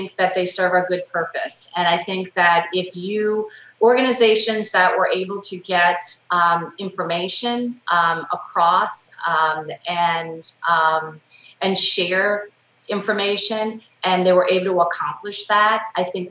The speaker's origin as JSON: {"language": "English", "region": "the South", "country": "United States", "said": "I'm from the South."}